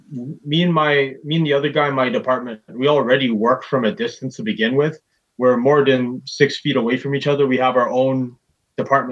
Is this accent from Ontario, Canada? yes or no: no; Surrey, British Columbia, Canada; also born or lived in Vancouver / Delta / Burnaby / New Westminster; I was born in Surrey, but I lived all over the place because my parents, they split up when I was only 8. So I lived in Surrey, Delta, Burnaby, New West. I lived in Kitsilano, East Van, Coquitlam